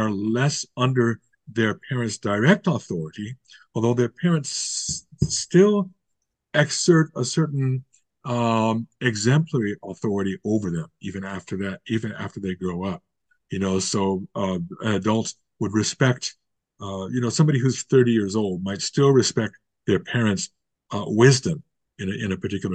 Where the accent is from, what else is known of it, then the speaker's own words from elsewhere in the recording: United States; moved away as an adult; now in Canada; I was born and raised in the United States